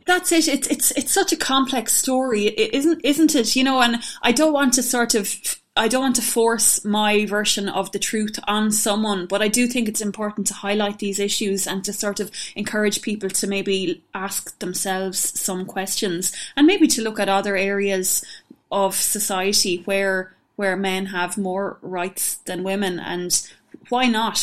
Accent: County Tipperary, Munster, Ireland; where I grew up in County Tipperary

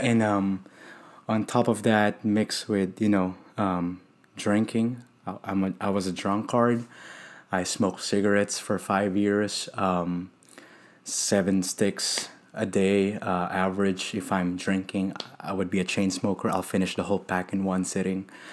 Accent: Philippines; also born or lived in Houston; now in Dallas, United States; I'm from the Philippines

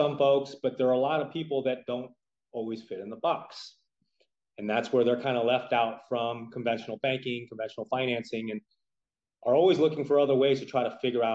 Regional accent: San Francisco Bay Area, California, United States; moved away as an adult; now in Las Vegas, United States; a native of California, born and raised in the San Francisco Bay Area

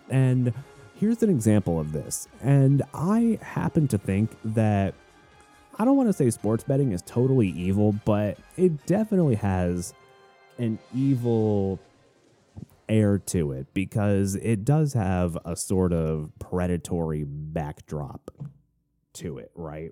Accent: Florida, United States; moved away as an adult; also born or lived in Arizona; now in Tennessee, United States; we moved from Florida up to Arizona for one year, and then we moved back to Florida

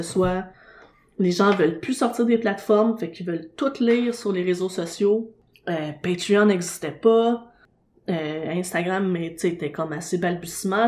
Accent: Montreal, Quebec, Canada; j'habite, puis je suis né dans Schlaga

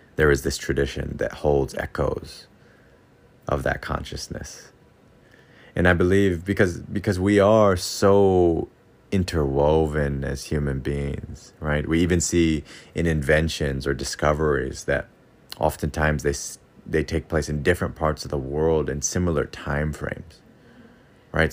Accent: United States; now in Okinawa, Japan; growing up in America

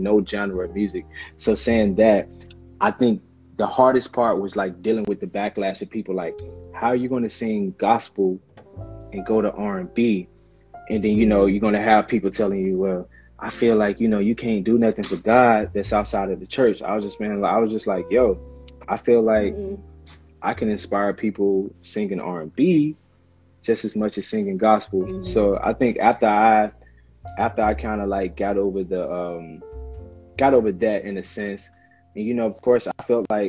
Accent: Hollandale, Mississippi, United States; Hollandale is my hometown. That's where I'm from

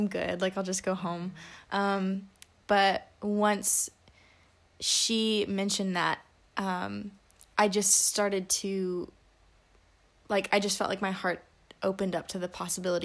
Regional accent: Alabama, United States; I am from Sweet Home, Alabama.

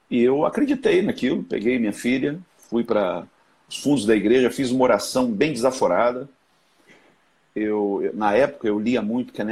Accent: Rio de Janeiro, Brazil; Sou do Rio, sim.

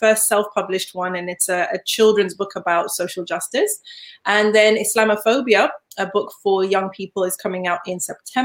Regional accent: Zimbabwe; moved away; also born or lived in Leeds, England; I was born in Leeds, but I grew up in Zimbabwe

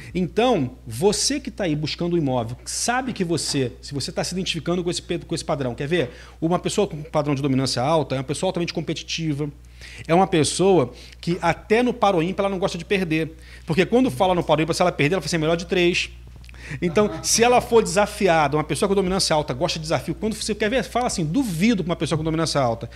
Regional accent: Rio de Janeiro, Brazil; now in Espírito Santo, Brazil; Eu sou do Rio de Janeiro, é, morei um bom tempo aqui no Espírito Santo

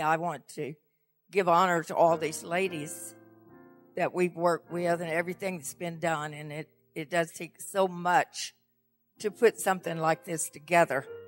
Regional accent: the South, United States; moved away; And I'm from the South originally, so I speak slow.

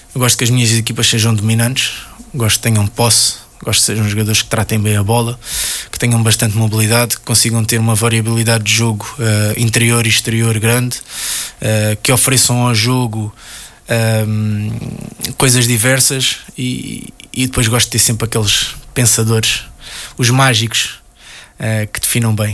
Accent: Portugal; enquanto português

